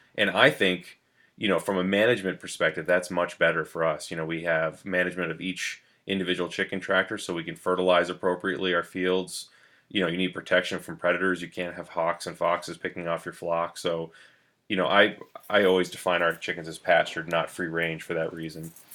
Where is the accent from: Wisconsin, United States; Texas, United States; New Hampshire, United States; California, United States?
New Hampshire, United States; New London; I grew up in New London, New Hampshire